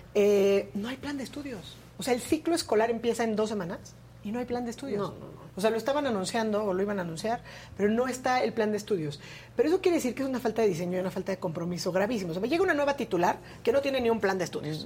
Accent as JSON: {"language": "Spanish", "country": "Mexico", "said": "como mexicanas y mexicanos"}